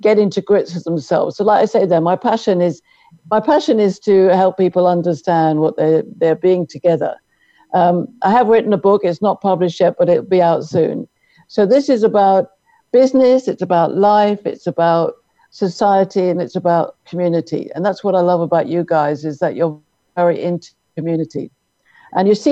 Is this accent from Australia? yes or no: no; London, United Kingdom; moved away as an adult; now in Irvine, United States; I'm from London, but I'm married to my American soulmate, Jim, Jim Omtz